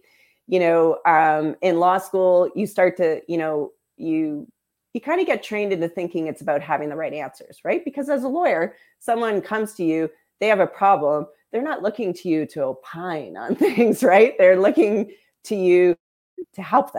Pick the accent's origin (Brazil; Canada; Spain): Canada; Windsor, Ontario; growing up in Windsor, your pride as a Canadian is a special thing, right? You feel a little bit international because you grew up on the border.